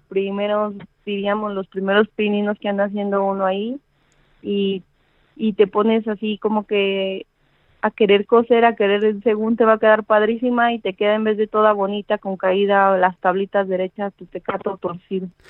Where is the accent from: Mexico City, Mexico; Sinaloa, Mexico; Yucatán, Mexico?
Mexico City, Mexico; yo soy de la Ciudad de México, tengo 33 años